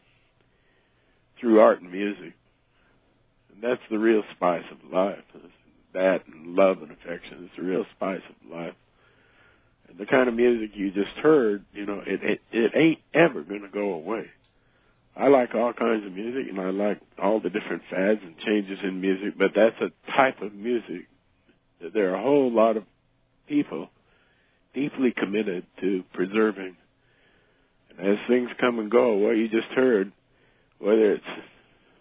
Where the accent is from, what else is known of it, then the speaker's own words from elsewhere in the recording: the Rockies, United States; also born or lived in Fresno; I'm from the Rockies